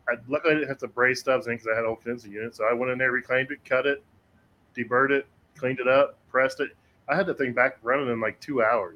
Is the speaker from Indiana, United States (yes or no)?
yes; Anderson, Indiana, United States; born or raised there